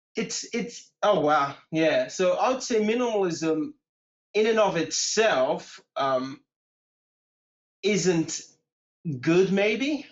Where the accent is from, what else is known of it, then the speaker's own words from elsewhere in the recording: Portugal; accent: British; first language English; moved away; also born or lived in Bournemouth, England; I grew up in Portugal